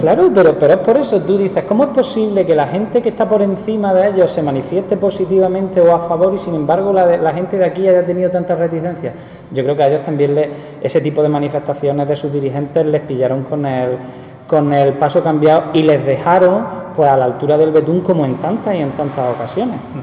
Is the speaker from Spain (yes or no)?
yes; Pozoblanco, Andalusia, Spain; Y a mí me gusta mi pueblo